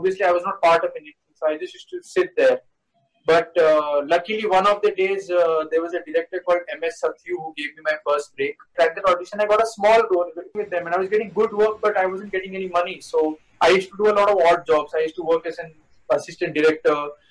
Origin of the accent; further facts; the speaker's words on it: Bangalore, Karnataka, India; moved away as an adult; now in Mumbai, India; everything started in Bangalore because I was born in Bangalore, brought up there, and I did my schooling there